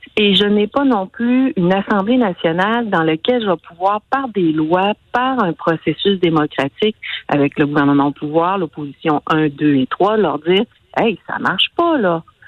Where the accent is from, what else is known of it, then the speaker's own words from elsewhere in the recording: Côte-Nord, Quebec, Canada; je viens d'une belle région de la Côte-Nord. J'en suis fière, je l'aime